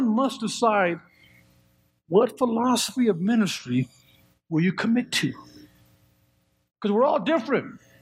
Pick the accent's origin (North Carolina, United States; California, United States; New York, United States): California, United States; just south of Oakland; now in Colorado, United States; I grew up there. I grew up just south of Oakland.